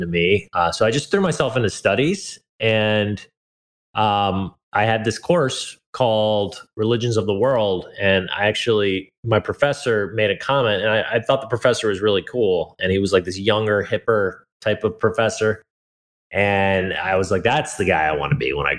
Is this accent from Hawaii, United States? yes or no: yes; Hawaii, United States; also born or lived in California; I was born in California to two hippie parents. And very quickly we moved to Hawaii